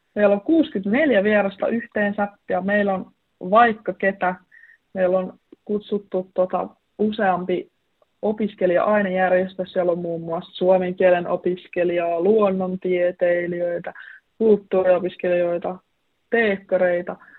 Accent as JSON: {"language": "Finnish", "town": "Vantaa", "region": "Uusimaa", "country": "Finland", "tie": "born or raised there", "moved": "as an adult", "lives_now": "Oulu, Finland", "said": "Mä oon kasvanut Vantaalla, mutta mun suku on tuolta Inarista kotoisin"}